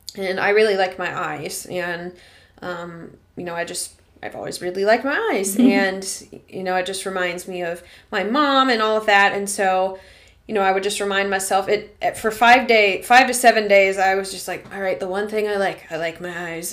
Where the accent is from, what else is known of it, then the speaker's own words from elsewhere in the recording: Arkansas, United States; moved away; my hometown's in Arkansas